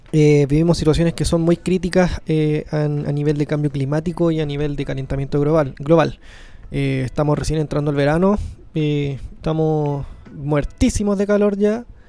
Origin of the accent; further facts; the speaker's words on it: Chile; a mí como chileno